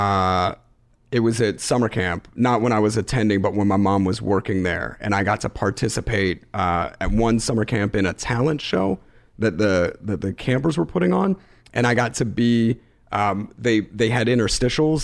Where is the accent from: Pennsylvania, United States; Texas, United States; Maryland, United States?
Pennsylvania, United States; Philadelphia; growing up in Philadelphia in a, you know, lower middle class neighborhood, going to public school and it's K-12